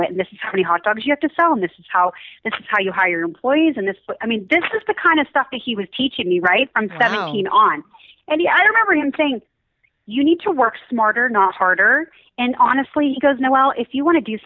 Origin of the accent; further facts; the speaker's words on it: Pittsburgh, Pennsylvania, United States; moved away as an adult; now in Utah, United States; I'm actually from Pittsburgh